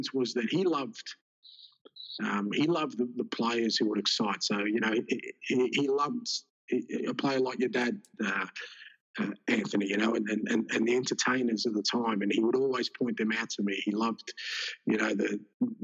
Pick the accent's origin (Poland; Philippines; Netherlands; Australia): Australia; also born or lived in Greece; I grew up in Australia